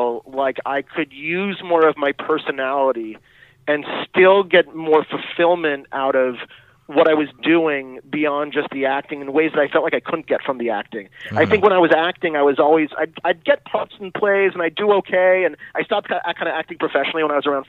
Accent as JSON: {"language": "English", "town": "Los Angeles", "region": "California", "country": "United States", "tie": "born or raised there", "said": "I grew up in Los Angeles"}